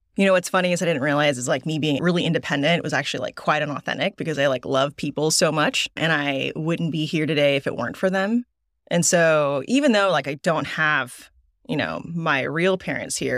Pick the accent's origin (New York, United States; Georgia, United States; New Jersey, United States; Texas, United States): Texas, United States; Dallas; also born or lived in Korea / Seoul; I grew up in Dallas since, like, two thousand